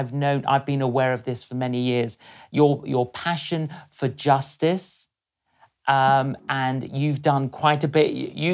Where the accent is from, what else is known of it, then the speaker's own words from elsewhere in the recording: London, United Kingdom; I'm Greek and I grew up in London in a Greek Cypriot community